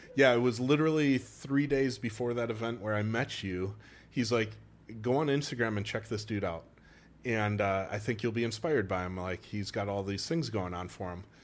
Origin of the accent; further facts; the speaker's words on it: Wausau, Wisconsin, United States; accent: Wisconsin; moved away as an adult; also born or lived in North Carolina / Milwaukee / Eau Claire / Saint Louis; when I was six, we moved to Wausau, which is the center of the state